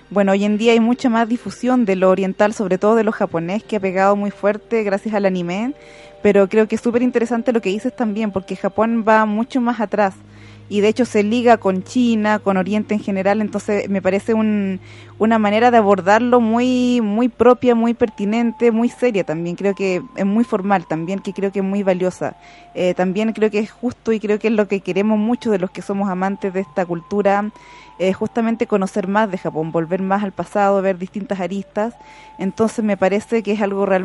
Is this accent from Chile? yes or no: yes; Santiago, Santiago Metropolitan Region, Chile; yo tengo no, no, salgo mucho de Santiago, estoy más ligada aquí a, a, mi ciudad natal